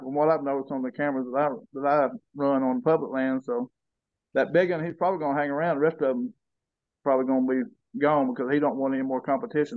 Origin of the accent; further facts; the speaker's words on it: Colvin, United States; we moved to the back to where I was born at in Colvin